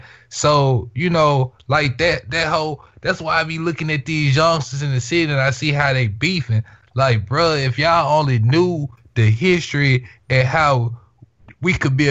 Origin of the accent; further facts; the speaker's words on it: Mississippi, United States; I'm from Soybean, bro.